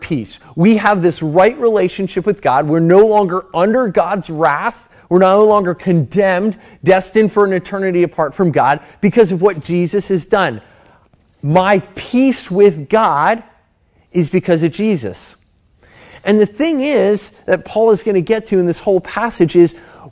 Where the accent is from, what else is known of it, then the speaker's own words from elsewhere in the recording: United States; a American Christian